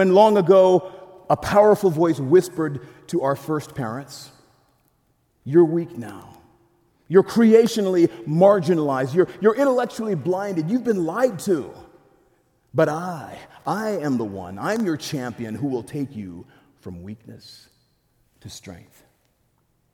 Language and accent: English; DR Congo; moved away; I'm from the Democratic Republic of Congo